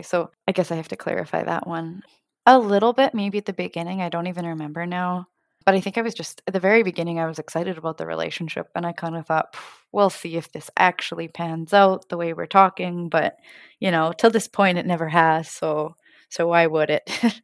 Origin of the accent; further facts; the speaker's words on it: Saskatchewan, Canada; moved away as an adult; now in Stuttgart, Germany; I'm originally from Canada, I guess specifically in the middle, Saskatchewan, and I'm currently located in Stuttgart, Germany.